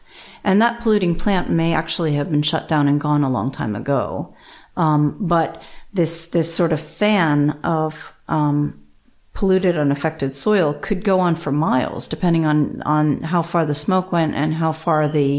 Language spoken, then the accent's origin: English; New Jersey, United States; So I grew up in New Jersey, and we are well known for our Superfund sites.